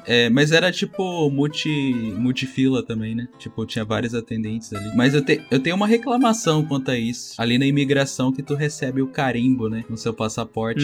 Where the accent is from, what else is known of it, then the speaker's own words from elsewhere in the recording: Tubarão, Santa Catarina, Brazil; also born or lived in Florianópolis; eu sou de Tubarão atualmente, mas morei bastante tempo em Floripa. Por conta da pandemia, acabei voltando a morar com meus pais aqui em Tubarão